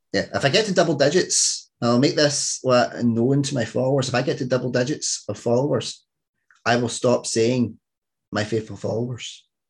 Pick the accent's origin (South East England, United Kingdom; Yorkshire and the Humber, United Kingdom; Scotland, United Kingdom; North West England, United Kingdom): Scotland, United Kingdom